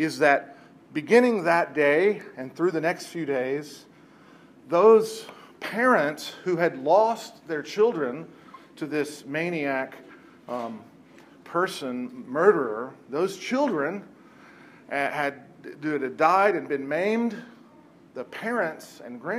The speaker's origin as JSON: {"language": "English", "area": "Lancaster County", "region": "Pennsylvania", "country": "United States", "said": "we're from Lancaster County"}